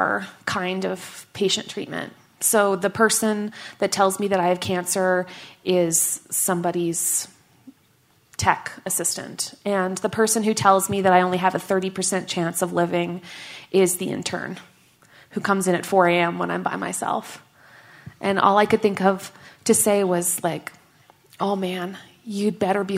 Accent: Canada; moved away; also born or lived in Washington, D.C.; I am Canadian

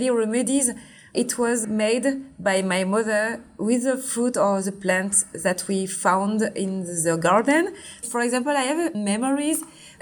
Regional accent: Martinique; accent: French; English is a second language; moved away as an adult; also born or lived in Djibouti / Paris, France; I was born in Djibouti in East Africa. And then I grew up until my 8 years old. And I come back in Martinique. And also I grew up in all my teenager in Martinique

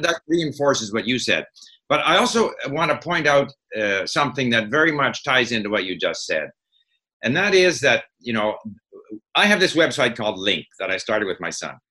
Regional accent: Montreal, Quebec, Canada; moved away as an adult; also born or lived in France / Hong Kong; I grew up in Montreal at a time when Montreal was very much a divided city: English-speaking Montreal, ah. French-speaking Montreal

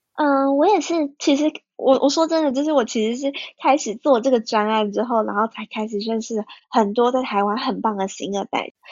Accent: Ho Chi Minh City, Vietnam; moved away as an adult; now in Taiwan; 我从小到大就是可以很了解我妈妈家乡长什么样子，因为我就在那边长大

